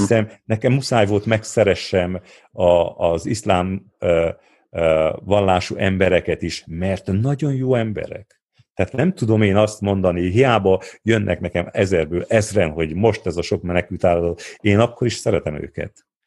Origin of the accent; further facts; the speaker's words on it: Odorheiu Secuiesc, Harghita County, Romania; ahhoz, hogy én ezt elértem udvarhelyen, azért értem el, mert itt nőttem föl